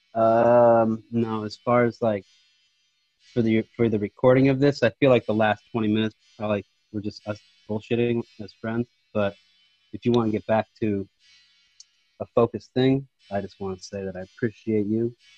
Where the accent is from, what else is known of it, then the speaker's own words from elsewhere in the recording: Monterey, California, United States; living in Monterey, growing up in Monterey, like, we didn't have a lot of culture